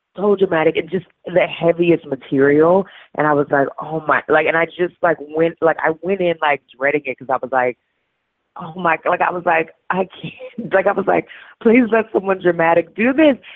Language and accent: English; New Orleans, Louisiana, United States; moved away; also born or lived in St. Paul, Minnesota; I'm from New Orleans